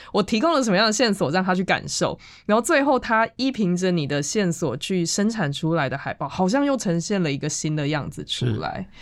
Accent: Changhua, Changhua County, Taiwan; 我是从彰化来的

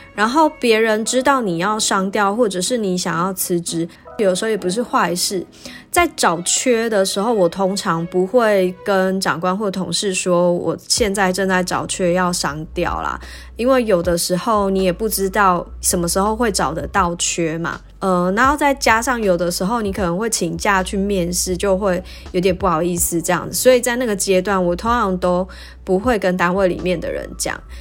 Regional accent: Taichung, Taiwan; moved away as an adult; also born or lived in New Taipei / Kaohsiung; now in Taipei, Taiwan; 我的家乡是在台中嘛，所以从高雄调回台中的时候就用返乡的理由

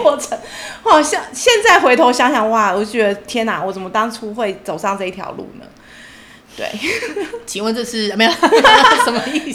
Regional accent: Taichung, Taiwan; moved away; 中间我两年我回台中去工作，因为我是台中人

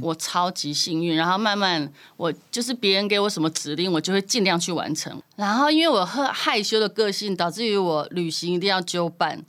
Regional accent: Taiwan; 我们台湾人

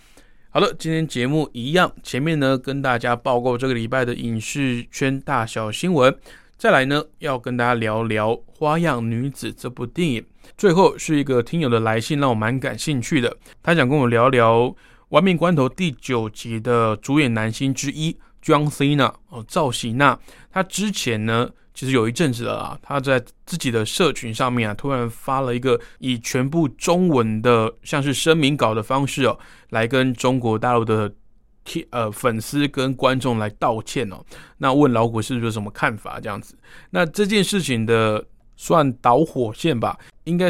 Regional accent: Taiwan; 当然，…身为台湾人，中华民国的国民啊，我自己当然也是不认同这种说法了。

